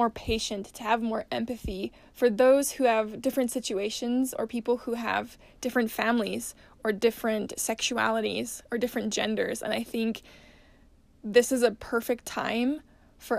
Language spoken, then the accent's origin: English; Salt Lake City, Utah, United States; I was born and raised in Salt Lake City, Utah.